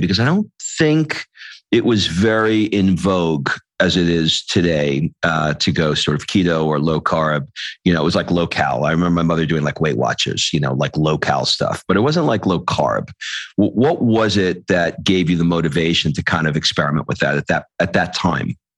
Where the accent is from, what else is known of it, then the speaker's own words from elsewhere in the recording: New York City, New York, United States; I grew up in Queens, uh, New York, not that far from Jersey.